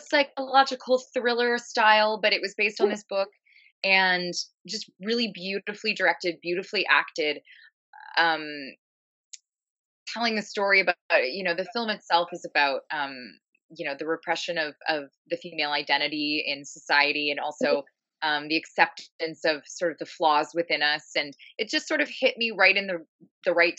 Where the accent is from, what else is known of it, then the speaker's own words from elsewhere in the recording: Ottawa, Ontario, Canada; moved away as an adult; also born or lived in East Vancouver, British Columbia; now in Vancouver, Canada; I'm from Ottawa, Ontario, Canada, and I moved to the West Coast